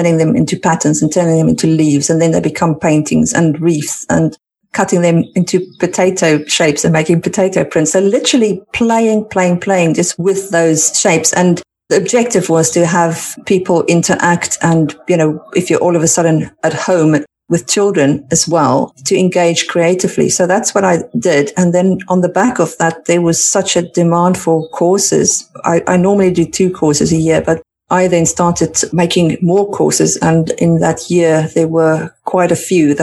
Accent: South Africa; now in United Kingdom; I come from South Africa where the winter is typically short.

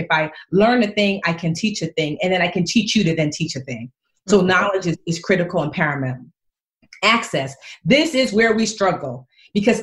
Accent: Newark, New Jersey, United States; I want to live here in Newark. I taught here in Newark. I was born here in Newark.

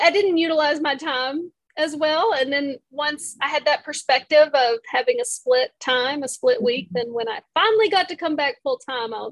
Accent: Texas, United States; born or raised there

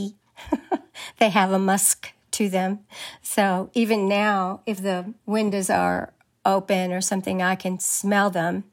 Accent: Woodward Ranch, Big Bend region, Texas, United States; I grew up on Woodward Ranch, which is about, 80 miles from Mexico

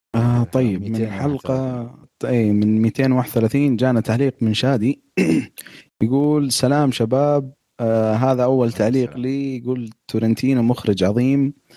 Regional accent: Saudi Arabia; عندنا في السعوديه

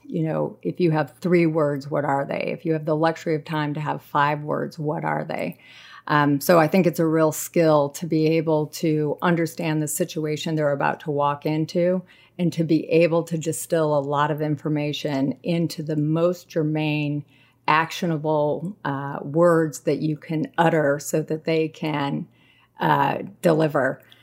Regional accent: San Jose, California, United States; moved away as an adult; also born or lived in Chico, California; now in Washington, United States; I grew up in San Jose, California

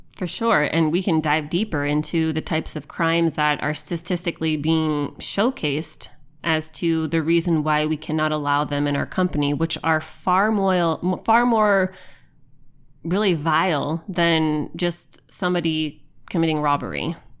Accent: United States; as an American.

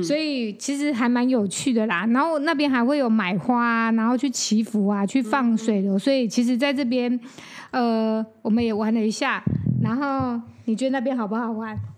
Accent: Taichung, Taiwan; 我是台中人嘛

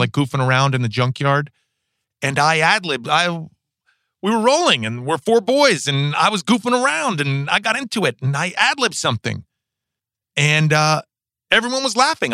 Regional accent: New York City, New York, United States; I grew up in New York City, in Manhattan

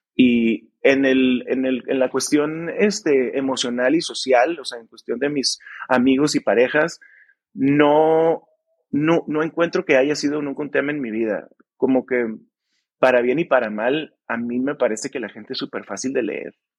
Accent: Mexicali, Baja California, Mexico; somos de Mexicali los tres

